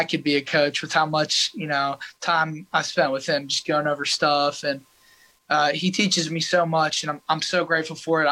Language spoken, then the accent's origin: English; Highland Park, Texas, United States; growing up in Highland Park in our community